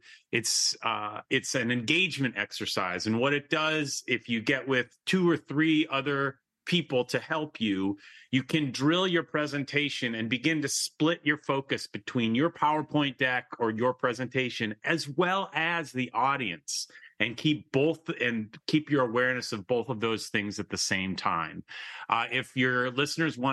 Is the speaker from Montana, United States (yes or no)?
no; Michigan, United States; moved away; I am from Michigan. That's a state in kind of the Midwest of the United States. And I was back there just this weekend with my elderly father.